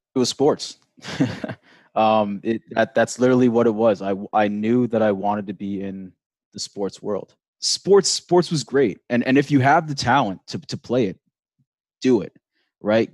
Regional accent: New York, United States; also born or lived in Pennsylvania; I grew up in New York

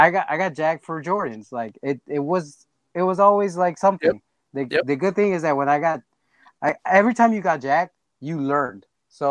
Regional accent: Los Angeles, California, United States; I grew up in South Central, like California

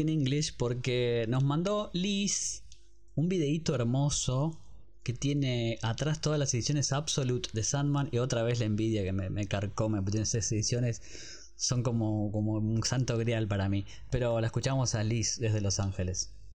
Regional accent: Argentina; somos muy argentinos

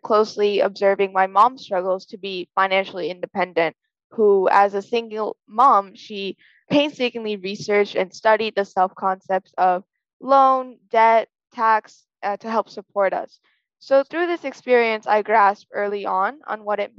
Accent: Chicago, Illinois, United States; I'm from Chicago, Illinois

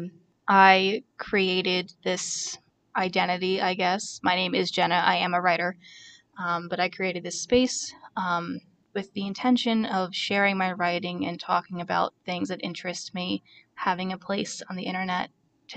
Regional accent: Toms River, New Jersey, United States; moved away as an adult; also born or lived in Bushkill, Pennsylvania / near Easton, Pennsylvania; now in Easton, United States; I grew up in Ocean County, New Jersey, in Toms River

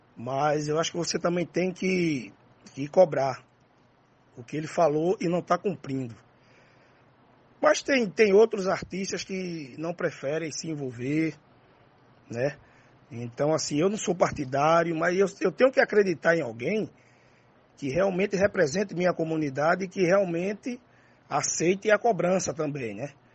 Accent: Recife, Pernambuco, Brazil; also born or lived in Nazaré da Mata, Pernambuco; eu fui criado em dois ambientes, né? O urbano e o interiorano, né? O urbano no Alto José do Pinho e o interiorano e a cidade de Nazaré da Mata.

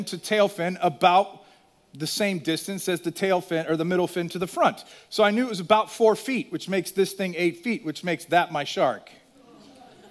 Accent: Virginia, United States; moved away; I grew up in Virginia for 10 years

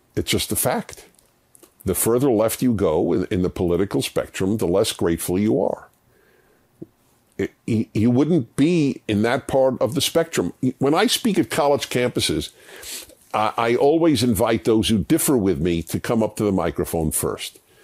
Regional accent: United States; how blessed I was being an American

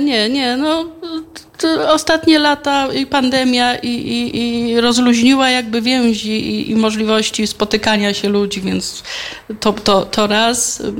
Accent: Dębica, Subcarpathian Voivodeship, Poland; also born or lived in Kraków; było to moje miasto, jest to moje miasto, tu stąd pochodzą

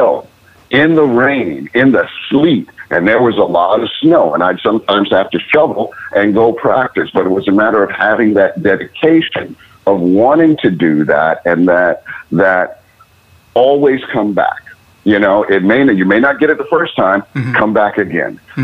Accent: Cleveland, Ohio, United States; moved away; I grew up in Cleveland, Ohio

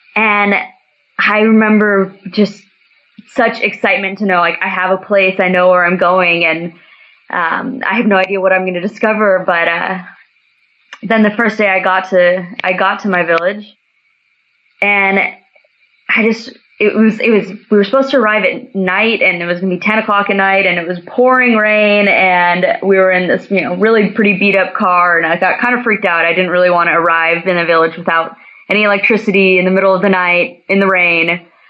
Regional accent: Santa Cruz, California, United States; moved away as an adult; also born or lived in Upper Peninsula, Michigan / West Africa; So I'm from Santa Cruz, California

